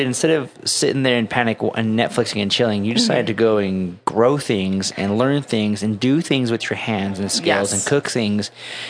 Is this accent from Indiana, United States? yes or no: no; Utah, United States; And I'm from Utah most of my life.